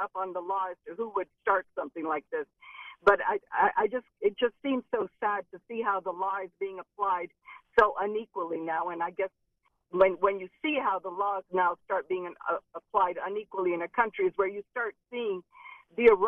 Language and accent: English; Venezuela; now in United States; I'm from Venezuela originally